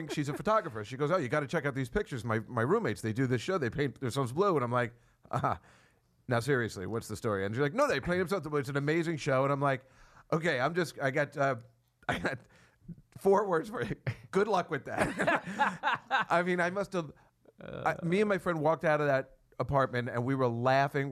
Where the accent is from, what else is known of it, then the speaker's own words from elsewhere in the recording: Edison, New Jersey, United States; also born or lived in New Brunswick, New Jersey; I'm from New Brunswick. You know, I'm a Rutgers guy, and I'm from Edison, New Jersey